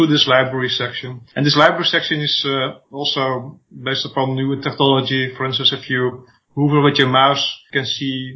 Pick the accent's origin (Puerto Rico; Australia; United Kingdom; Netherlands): Netherlands; English is a second language; And I'm from Holland. I probably have a slight accent.